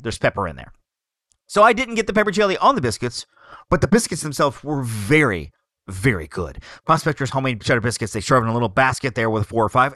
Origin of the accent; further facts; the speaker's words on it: Alabama, United States; I come from Alabama